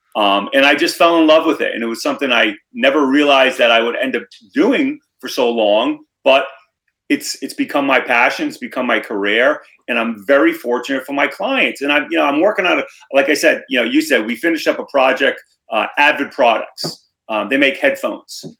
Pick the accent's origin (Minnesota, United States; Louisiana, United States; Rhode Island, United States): Rhode Island, United States; Cranston; also born or lived in Narragansett, Rhode Island; born and raised in Rhode Island, grew up in Cranston